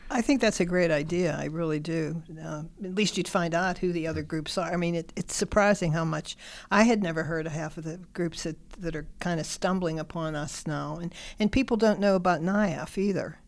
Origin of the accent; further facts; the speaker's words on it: Stowe Township, Pennsylvania, United States; I'm from Stowe Township, which is, I live now in Kennedy Township. I've always been from this area.